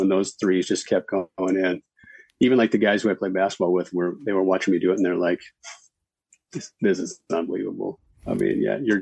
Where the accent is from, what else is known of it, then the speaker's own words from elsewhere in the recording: Minnesota, United States; moved away as an adult; also born or lived in Denver; now in Los Angeles, United States; I played basketball growing up, so. Mm-hmm. But I'm from Minnesota.